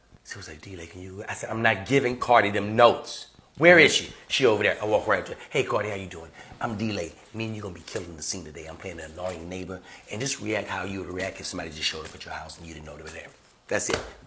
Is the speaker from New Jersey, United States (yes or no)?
no; Louisiana, United States; I'm from Louisiana